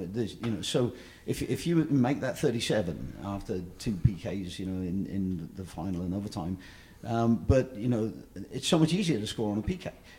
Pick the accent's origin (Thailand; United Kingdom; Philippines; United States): United Kingdom; England; And, you know, I'm an English guy, so, you know, we fought a war.